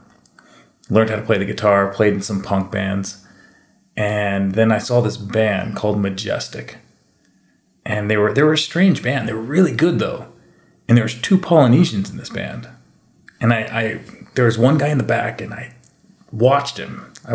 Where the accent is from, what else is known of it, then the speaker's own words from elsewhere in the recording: Hawaii, United States; It looks Hawaiian. I'm Hawaiian. I can probably market these.